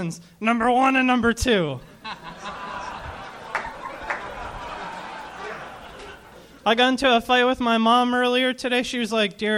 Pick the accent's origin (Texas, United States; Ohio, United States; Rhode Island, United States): Rhode Island, United States; Providence; moved away as an adult; now in Los Angeles, United States; Rhode Island